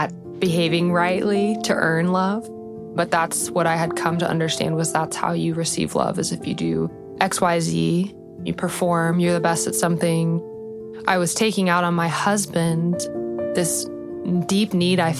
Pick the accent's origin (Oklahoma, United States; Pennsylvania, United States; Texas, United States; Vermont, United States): Texas, United States; Austin; I am originally from Austin